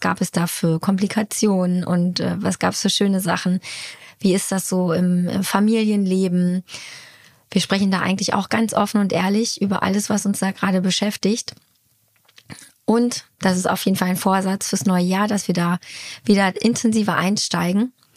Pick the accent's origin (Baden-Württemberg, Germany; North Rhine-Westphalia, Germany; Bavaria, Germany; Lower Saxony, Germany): Lower Saxony, Germany; Hanover; moved away; also born or lived in Munich; haben ein kleines Häuschen bezogen in der alten Heimat. Das heißt, äh, wir sind von, von, von München nach Hannover gezogen